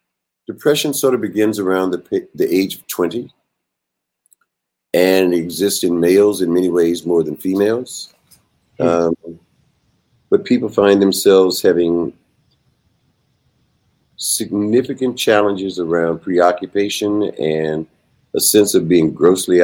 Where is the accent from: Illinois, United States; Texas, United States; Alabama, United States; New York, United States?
Alabama, United States; Tuskegee; Originally, I'm from Alabama. I grew up in Tuskegee Institute